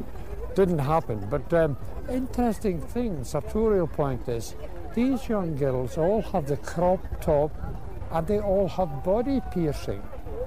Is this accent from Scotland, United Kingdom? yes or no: yes; Scotland, United Kingdom; I am Scottish